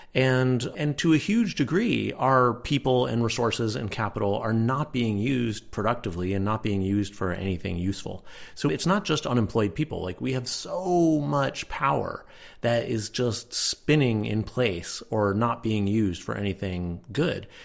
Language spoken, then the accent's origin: English; Connecticut, United States; I grew up in Connecticut, which was the richest state in the country at the time